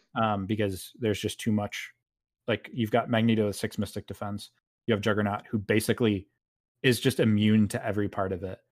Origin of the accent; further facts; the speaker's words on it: New York, United States; I'm a New Yorker in Central Time